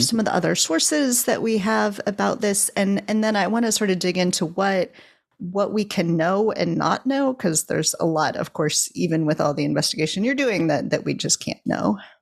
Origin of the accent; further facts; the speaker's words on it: Ohio, United States; when I was growing up in Ohio